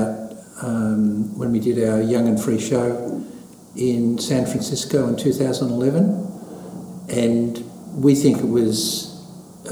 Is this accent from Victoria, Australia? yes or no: yes; Beaumaris, Victoria, Australia; I grew up in Beaumaris